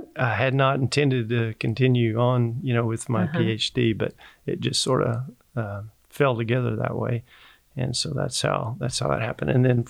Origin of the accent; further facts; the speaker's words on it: Uniontown, Kansas, United States; moved away as an adult; also born or lived in Montana; now in Stillwater, United States; I was born and raised in Southeast Kansas, so just about a 3.5-hour drive from Stillwater, Oklahoma. So not a lot different country, but near Uniontown, Kansas. It's kind of where my family's from, and we was born and raised on a diversified family farming operation there.